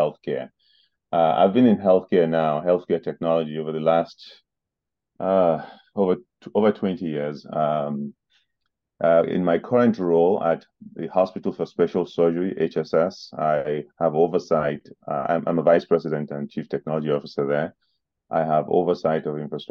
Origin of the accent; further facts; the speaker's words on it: Nigeria; moved away as an adult; now in New Jersey, United States; I grew up in Nigeria and began my education and my professional